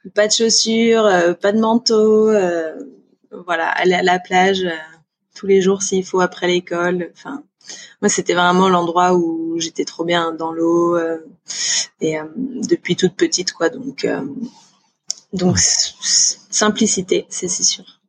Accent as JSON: {"language": "French", "country": "Réunion", "tie": "born or raised there", "also_born_or_lived": "Auvergne", "said": "mes premiers souvenirs c'était à la Réunion clairement parce que à la base on vient d'Auvergne. Ils ont déménagé à la Réunion, j'avais 20 mois"}